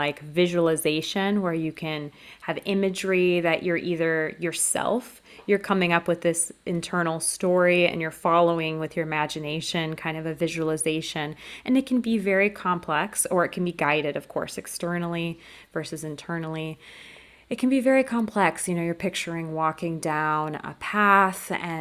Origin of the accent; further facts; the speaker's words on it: California, United States; moved away as an adult; now in France; I was born and raised in California, but now I am located in France